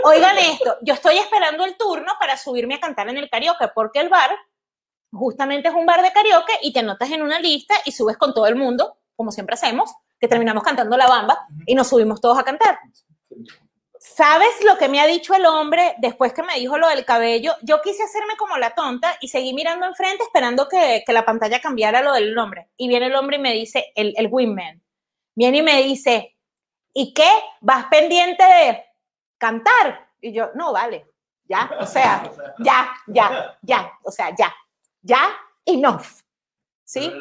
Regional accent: Caracas, Capital District, Venezuela; moved away as an adult; now in Netherlands; soy de Caracas.

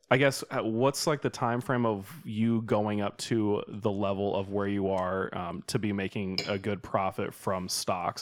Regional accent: Sacramento, California, United States; moved away as an adult; also born or lived in Sioux Falls; I'm from Sacramento

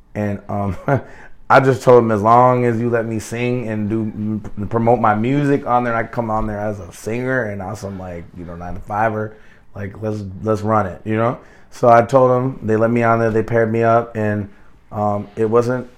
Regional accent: Plymouth, Minnesota, United States; moved away as an adult; now in Atlanta, United States; I was raised in Minneapolis. I was raised in Plymouth

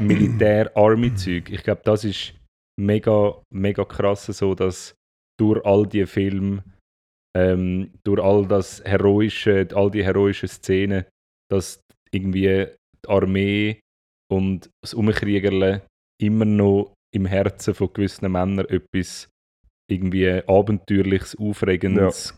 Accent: Zurich, Switzerland; bei uns in Zürich

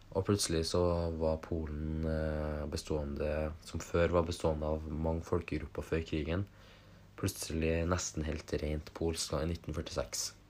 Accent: Norway; vi vokste opp i Norge

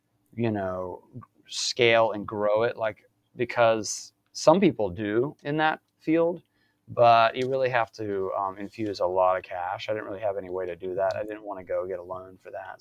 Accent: Mobile, Alabama, United States; moved away as an adult; now in Virginia, United States; I'm from South Alabama originally, right down in Mobile by the coast, and grew up there.

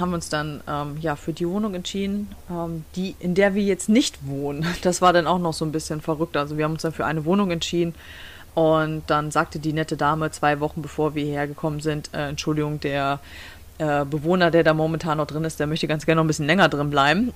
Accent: Germany; now in Michigan, United States; bei uns in Deutschland

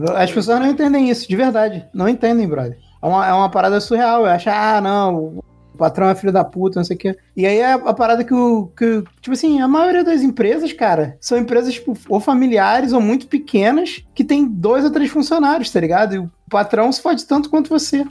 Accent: Rio de Janeiro, Brazil; eu sou do Rio

